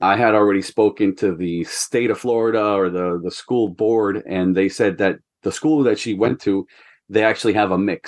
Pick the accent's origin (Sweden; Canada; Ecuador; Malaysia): Ecuador; moved away as an adult; also born or lived in New Hampshire, United States; now in United States; I'm from Ecuador originally. And then I went to college in the U.S. for soccer